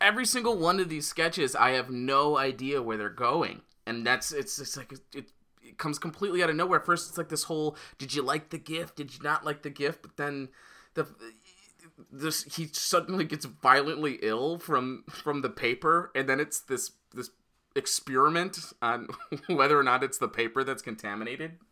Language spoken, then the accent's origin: English; Royal Oak, Michigan, United States; moved away; he's actually from my hometown